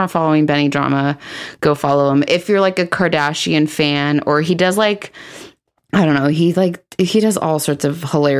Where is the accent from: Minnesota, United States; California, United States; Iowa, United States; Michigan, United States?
California, United States; Los Angeles; also born or lived in Tarzana, California; I just say LA, but then people go, well, like, where in LA? And then I'm like, North Hollywood. It was like mom and dad's first house.